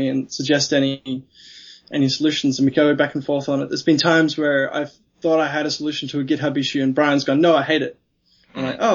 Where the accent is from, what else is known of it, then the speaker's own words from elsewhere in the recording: Australia; also born or lived in Melbourne; as an Australian